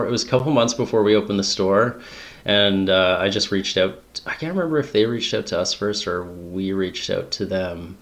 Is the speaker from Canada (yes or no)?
yes; Smithers, British Columbia, Canada; I grew up in Smithers, BC, where I'm coming to you from now.